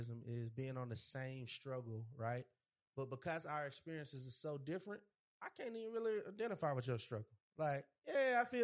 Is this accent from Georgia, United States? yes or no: yes; Georgia, United States; I'm from Georgia